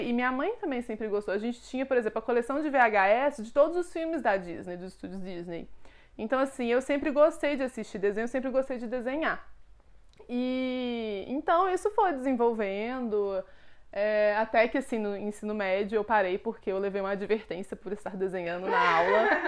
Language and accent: Portuguese; Belo Horizonte, Minas Gerais, Brazil; also born or lived in Contagem; É, então, eu sou daqui de Belo Horizonte. Eu morei muito na minha vida em Contagem, que é uma cidade aqui do ladinho.